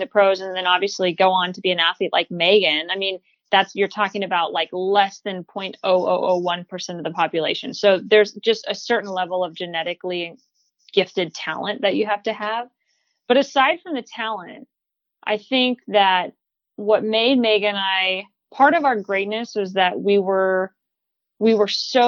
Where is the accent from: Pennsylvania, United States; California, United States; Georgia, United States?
California, United States; Northern; moved away as an adult; now in Portland, United States; I'm from California originally, grew up in Northern, lived in Southern for a little bit